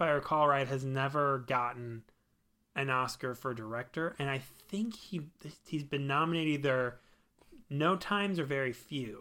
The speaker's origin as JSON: {"language": "English", "region": "Missouri", "country": "United States", "said": "We are bumpkins from Missouri"}